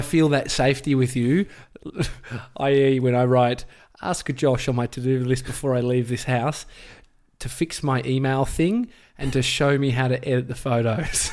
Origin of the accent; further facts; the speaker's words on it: Melbourne, Victoria, Australia; I grew up in Brighton